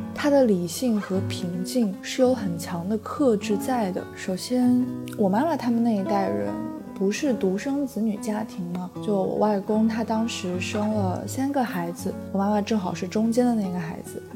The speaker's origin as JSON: {"language": "Chinese", "country": "China", "tie": "born or raised there", "said": "我从小到大，以及我的父母跟我一起生长在的这个城市， 就是我的祖籍，我的故乡，是一个三四线的一个小城市"}